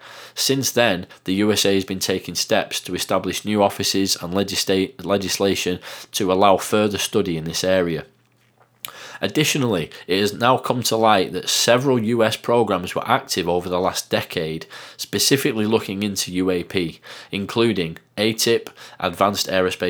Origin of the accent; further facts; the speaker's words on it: England, United Kingdom; accent: Northern; I hope you can understand what I'm saying with my bizarre Northern accent.